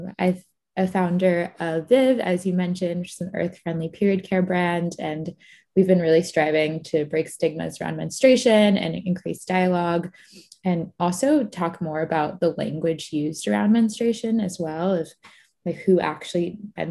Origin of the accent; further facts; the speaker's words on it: Florida, United States; I grew up in Florida, most of my family is from Egypt